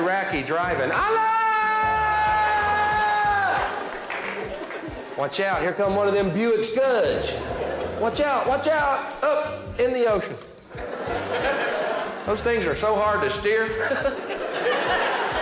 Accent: United States; I'm from the States

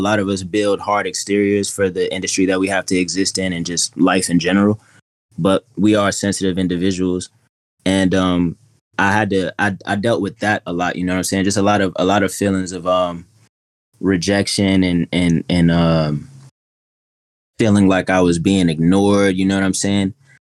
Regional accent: Atlanta, Georgia, United States; also born or lived in Queens / Mississippi; So, I'm from Queens originally, and I grew up a little bit of everywhere down south, but primarily Atlanta, and I graduated in Mississippi, moved back in 2014

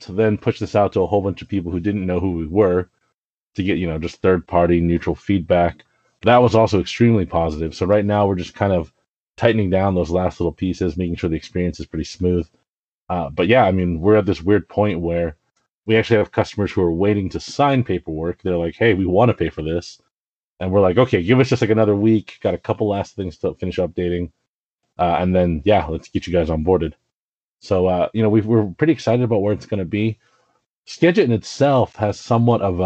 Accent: Richmond, Virginia, United States; moved away; I grew up outside of Richmond in Virginia

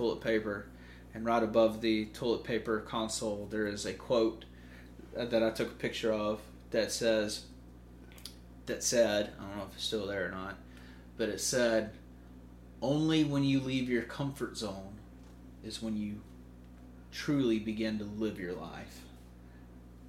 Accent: Lucedale, Mississippi, United States; moved away as an adult; now in Mobile, United States; my hometown in Loosedale, Mississippi

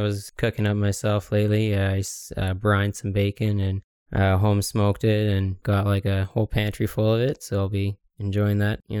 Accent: Ottawa, Ontario, Canada; I was born and raised here in Ottawa, Ontario

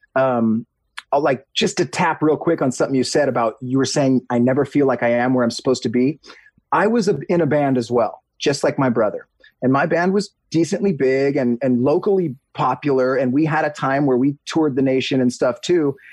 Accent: Huntington Beach, California, United States; I grew up in Huntington Beach, near the beach.

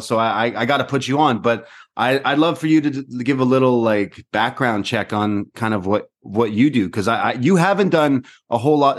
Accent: Toronto, Ontario, Canada; I'm from Toronto

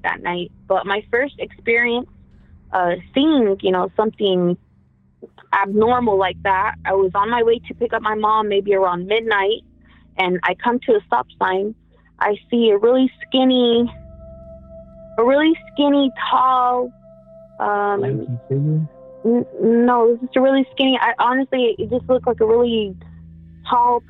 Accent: Merced, California, United States; we're from Merced, California

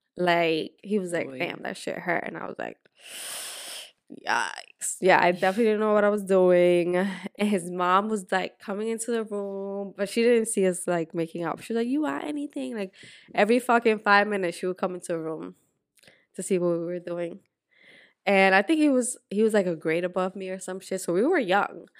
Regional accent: Dominican Republic; moved away; also born or lived in Puerto Rico; So I grew up in Dominican Republic, but I was born in Puerto Rico.

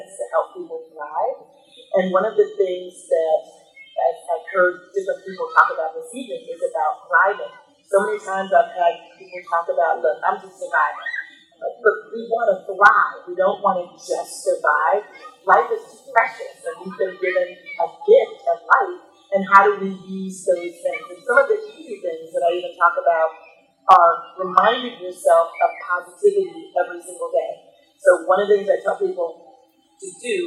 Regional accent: Kansas City, United States; moved away as an adult; also born or lived in Chicago, Illinois; now in Illinois, United States; I'm originally from Kansas City, so I'm originally from the Midwest

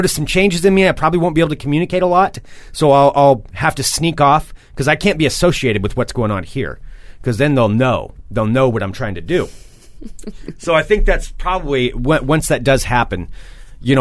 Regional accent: Monmouth, Oregon, United States; I did grow up on a gravel road

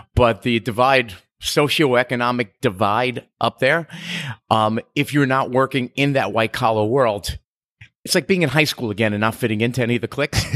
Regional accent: New York, United States; accent: bridge and tunnel; moved away as an adult; now in Key West, United States; growing up in New York

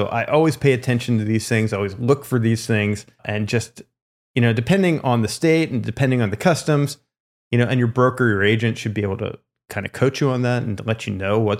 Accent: California, United States; they saw that I was someone from California, obviously was not involved in the community or anything like that.

